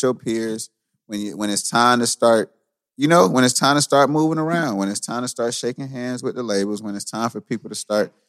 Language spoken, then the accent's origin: English; Columbus, Georgia, United States; moved away as an adult; now in Atlanta, United States; Columbus, Georgia, and it might have popped off sooner because that's my hometown.